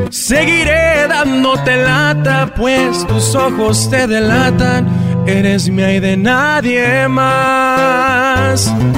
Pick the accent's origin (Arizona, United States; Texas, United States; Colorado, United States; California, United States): California, United States; Los Angeles; soy originario de aquí, de Los Ángeles, California